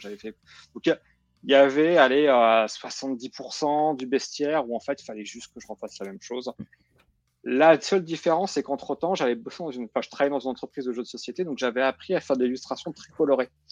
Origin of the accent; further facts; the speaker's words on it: Nancy, Grand Est, France; moved away; Quand tu grandis à Nancy, l'Alsace, c'est là où tu vas en vacances.